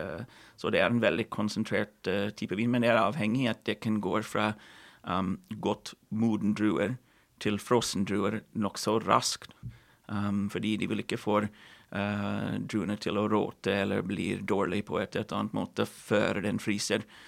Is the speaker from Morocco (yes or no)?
no; Kelowna, British Columbia, Canada; Norwegian is a second language; moved away as an adult; now in Norway; hvor jeg vokste opp i Cologne